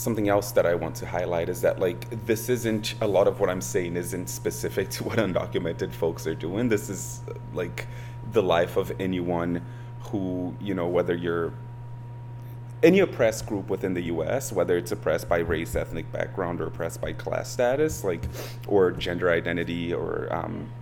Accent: Milford, Massachusetts, United States; I grew up in Milford, Massachusetts

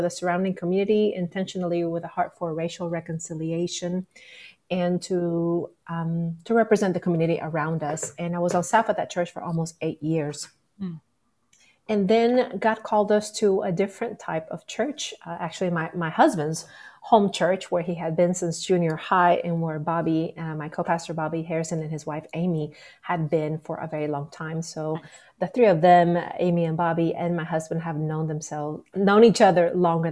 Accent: Nicaragua; moved away as an adult; also born or lived in Little Rock, Arkansas; now in United States; I am originally from Nicaragua. That's where I grew up. But I came to the U.S. For college

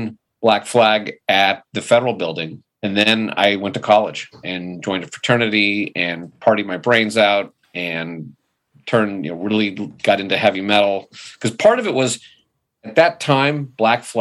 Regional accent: Manhattan Beach, California, United States; I was born and raised in Manhattan Beach, so born in 1965

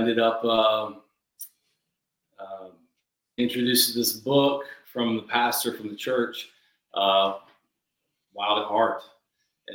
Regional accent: Tennessee, United States; moved away as an adult; also born or lived in Colorado; I grew up in Tennessee

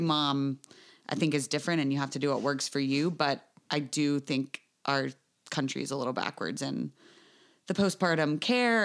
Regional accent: United States; I'm from the United States

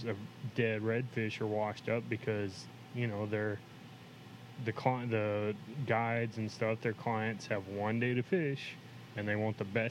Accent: Axtell, Texas, United States; we grew up in Axtell

